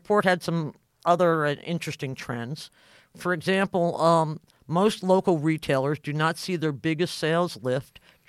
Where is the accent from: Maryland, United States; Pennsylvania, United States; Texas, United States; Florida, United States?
Maryland, United States; And my home state of Maryland, 1108.